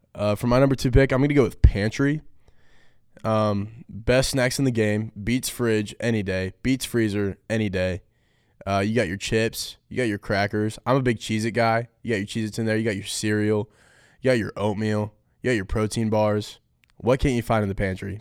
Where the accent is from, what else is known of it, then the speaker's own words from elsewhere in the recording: Folsom, California, United States; moved away as an adult; I'm from Folsom, California.